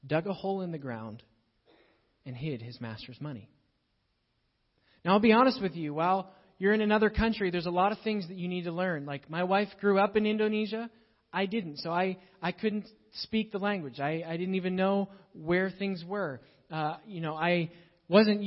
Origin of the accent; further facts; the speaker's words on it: Pittsburgh, Pennsylvania, United States; moved away; So I grew up in Pittsburgh